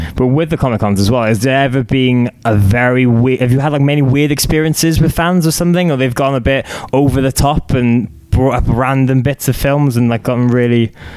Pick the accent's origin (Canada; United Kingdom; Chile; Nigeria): United Kingdom; Cardiff, Wales; I'm Cardiff. I'm from Cardiff